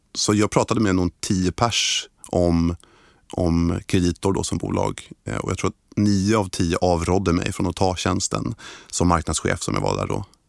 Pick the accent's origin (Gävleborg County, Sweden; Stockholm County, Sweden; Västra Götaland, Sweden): Stockholm County, Sweden; Stockholm; jag är född och uppvuxen i Stockholm